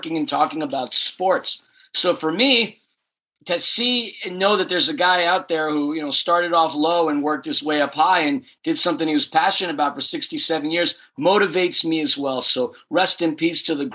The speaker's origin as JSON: {"language": "English", "region": "New York", "country": "United States", "tie": "born or raised there", "said": "I grew up in New York listening to Ralph Kiner as a Mets fan"}